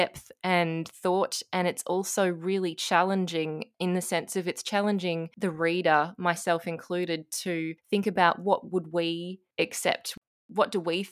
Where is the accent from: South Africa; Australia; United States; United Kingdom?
Australia; as an Australian